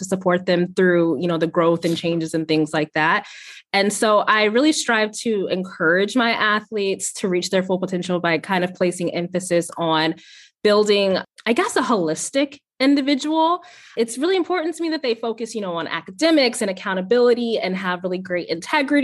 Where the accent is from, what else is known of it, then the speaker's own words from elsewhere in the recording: Ohio, United States; moved away as an adult; also born or lived in Virginia; now in Richmond, United States; So my husband and I moved to Virginia a couple years ago. And so I'm originally from Ohio